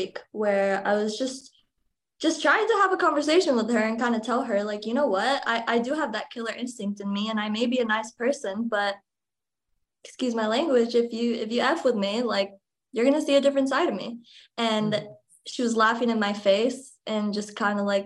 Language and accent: English; Texas, United States; moved away as an adult; now in Florida, United States; my home state of Texas